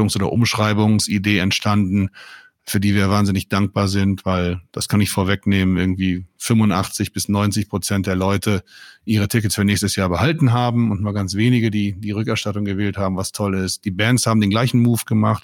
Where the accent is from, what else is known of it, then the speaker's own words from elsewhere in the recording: Mönchengladbach, North Rhine-Westphalia, Germany; also born or lived in Münster; In meiner Heimatstadt Mönchengladbach